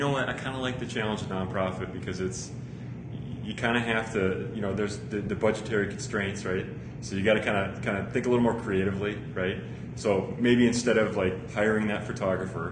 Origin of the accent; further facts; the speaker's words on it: Chicago, Illinois, United States; I grew up in Chicago